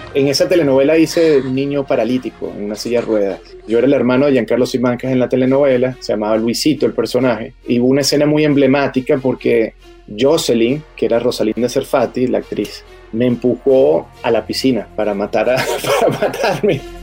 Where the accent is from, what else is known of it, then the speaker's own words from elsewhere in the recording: Caracas, Capital District, Venezuela; moved away; also born or lived in Charlotte; Yo soy de Venezuela, de Caracas, Venezuela. Mi vida era hermosa, yo empecé en la televisión cuando tenía siete años